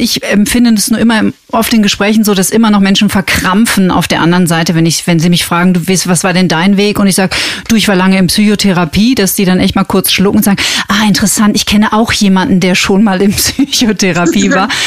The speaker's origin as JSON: {"language": "German", "country": "Germany", "said": "bei uns in Deutschland"}